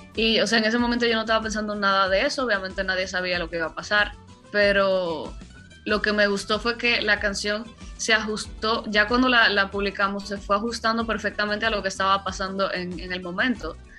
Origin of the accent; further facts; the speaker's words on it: Dominican Republic; lo que se escucha en mi tierra